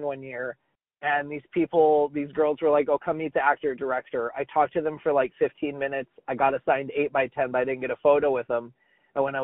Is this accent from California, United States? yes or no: yes; Cardiff, California, United States; moved away; I grew up in Cardiff.